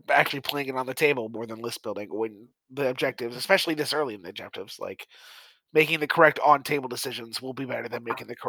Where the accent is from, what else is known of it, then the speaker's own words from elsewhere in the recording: St. Louis, Missouri, United States; I'm from St. Louis, so that means something where I'm from.